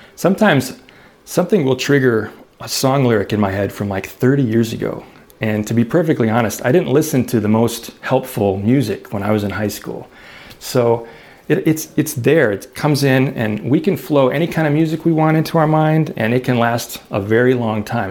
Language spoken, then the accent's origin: English; Chicago, Illinois, United States; I grew up in Chicago